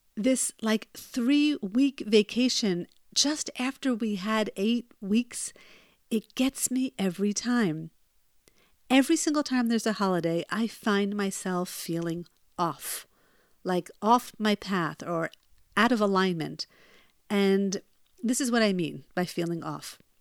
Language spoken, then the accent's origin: English; United States; now in Israel; where I grew up in the United States